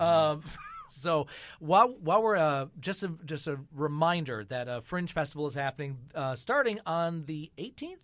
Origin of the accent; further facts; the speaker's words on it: Michigan, United States; moved away; I grew up in Michigan